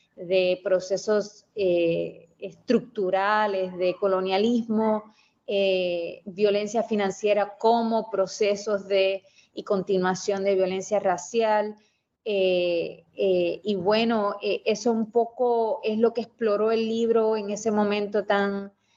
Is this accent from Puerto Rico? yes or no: yes; Mayagüez, Puerto Rico; Yo eh, soy de Mayagüez, Puerto Rico. Eh, me crié allá